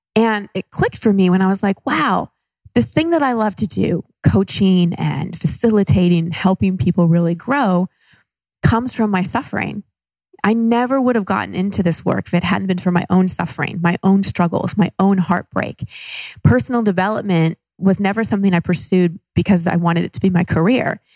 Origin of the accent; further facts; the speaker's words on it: Dallas, Texas, United States; moved away as an adult; also born or lived in Los Angeles; now in Austin, United States; I grew up in Dallas